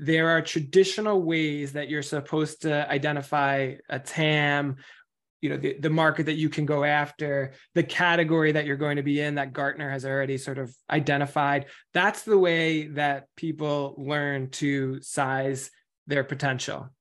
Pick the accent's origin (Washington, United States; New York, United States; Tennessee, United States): New York, United States; I'm from New York